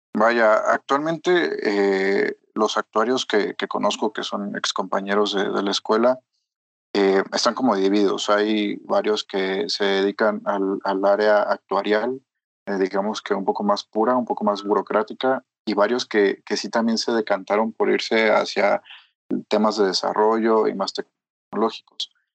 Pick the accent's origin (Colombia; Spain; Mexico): Mexico; soy mexicano